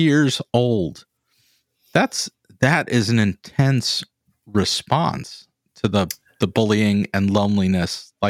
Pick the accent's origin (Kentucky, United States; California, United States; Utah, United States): California, United States; Santa Ynez; where I grew up in San Ynez, California